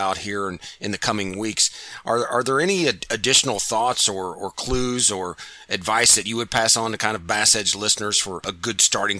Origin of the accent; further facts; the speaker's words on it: Missouri, United States; I'm from Missouri.